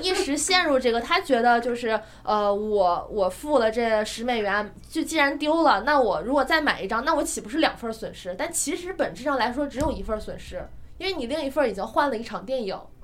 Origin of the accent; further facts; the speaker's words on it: China; 我们中国人